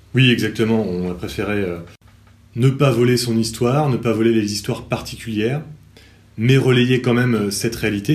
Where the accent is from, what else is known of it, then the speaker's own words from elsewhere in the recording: Cherbourg, Normandy, France; j'ai grandi également à Cherbourg. Euh, je suis professeur de lettres histoire dans cette même ville